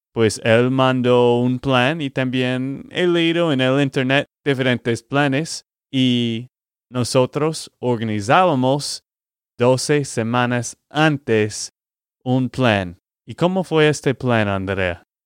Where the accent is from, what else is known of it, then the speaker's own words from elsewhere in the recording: Texas, United States; de Texas, Estados Unidos